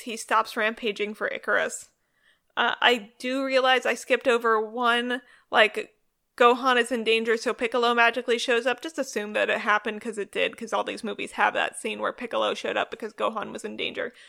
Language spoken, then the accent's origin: English; Northern California, United States; I'm from Northern California